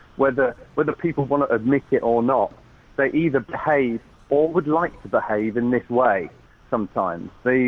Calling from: Los Angeles, California, United States; I am, yeah, I'm LA-based at the moment. I'm calling you from a very nice hotel room. we're staying at the Beverly Hilton.

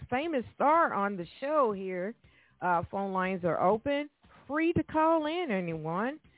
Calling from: Evansville, Indiana, United States; I am calling from Evansville

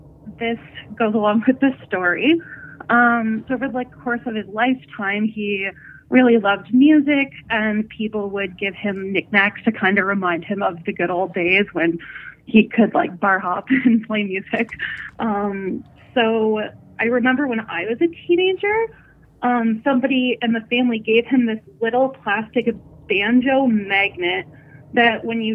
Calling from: Northern Ontario, Canada; I'm calling from Northern Ontario.

